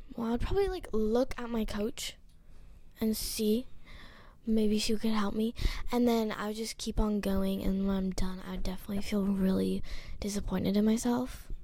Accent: Hawaii, United States; I'm ten years old. I'm from Hawaii.

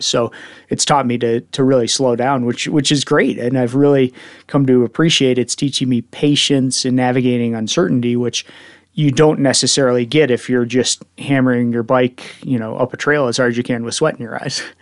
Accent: Evergreen, Colorado, United States; I grew up in Evergreen

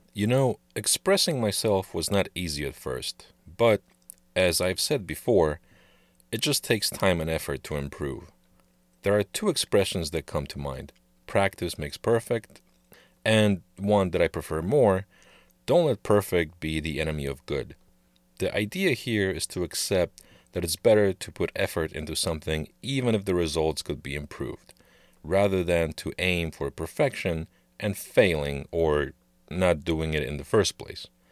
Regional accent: Poland; English is a second language; now in United States

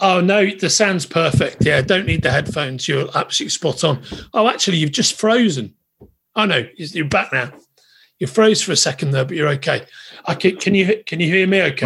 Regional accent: Liverpool, North West England, United Kingdom; I was growing up in Liverpool

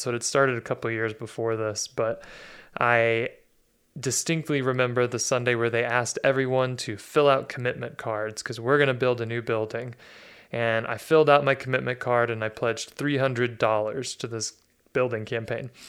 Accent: Dallas, Texas, United States; So I was born in Dallas, Texas in 1982, and I grew up in a pretty comfortable middle class household

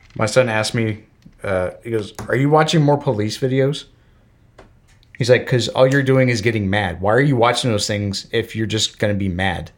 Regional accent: Florida, United States; moved away as an adult; also born or lived in Alabama / Georgia; now in Kentucky, United States; growing up in the South. In, in Florida, I've lived in Alabama and Georgia and now Kentucky

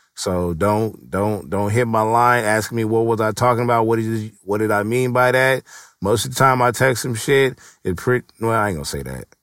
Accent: West Coast, United States; I'm from the West Coast

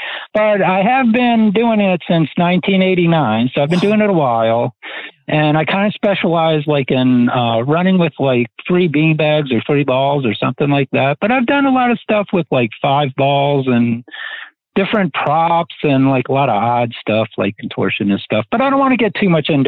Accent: Rockville, Maryland, United States; Well, I'm from Rockville, Maryland

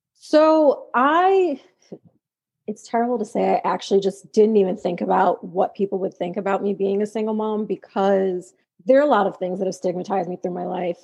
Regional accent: New York, United States; I am from New York

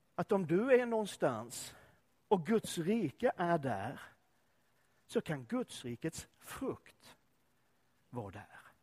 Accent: Sweden; also born or lived in Öckerö / Lund / Enköping; Var jag än befinner mig i den här världen så är jag fortfarande svensk

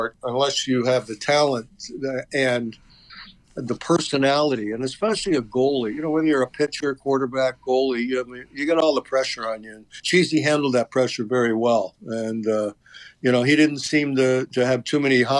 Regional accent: Toronto, Ontario, Canada; moved away as an adult; also born or lived in Boston; I grew up in Toronto

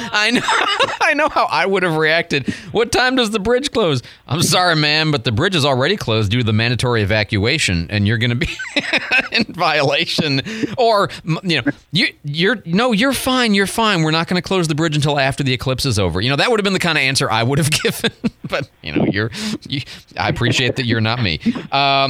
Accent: Michigan, United States; moved away; I was born in Michigan

